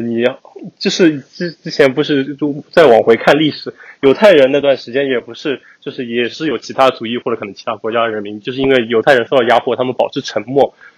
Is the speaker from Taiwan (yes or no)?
no; China; moved away as an adult; now in United States; 作为我们在，在国内出生的人来说